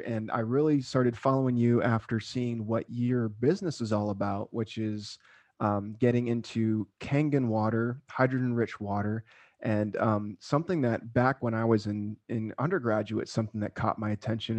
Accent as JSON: {"language": "English", "region": "South Florida", "country": "United States", "tie": "born or raised there", "also_born_or_lived": "Okinawa, Japan / Hawaii", "moved": "yes", "said": "I grew up in South Florida"}